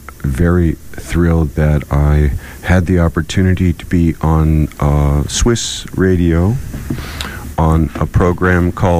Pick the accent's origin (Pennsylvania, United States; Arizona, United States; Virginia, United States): Virginia, United States; Roanoke; also born or lived in Cleveland, Ohio / Kansas / Santa Fe, New Mexico; I'm a Virginian.